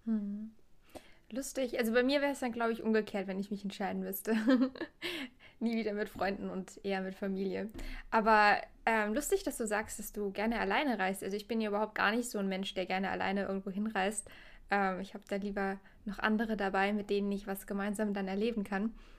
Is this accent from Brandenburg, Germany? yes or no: no; Trier, Rhineland-Palatinate, Germany; ich komme hier aus der Gegend von Trier